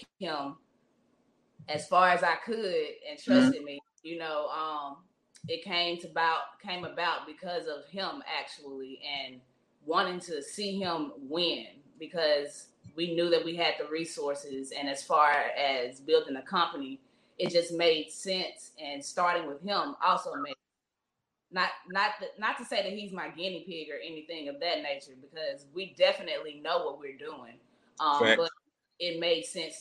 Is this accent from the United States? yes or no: yes; Clarksdale, Mississippi, United States; moved away as an adult; now in Jackson, United States; I'm raised in the Delta, Clarksdale, Mississippi, to be exact. That's my hometown.